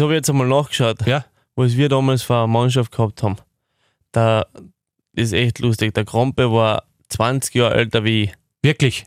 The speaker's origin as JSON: {"language": "German", "town": "Irschen", "region": "Carinthia", "country": "Austria", "tie": "born or raised there", "said": "Das ist das Dorf, wo ich aufgewachsen bin"}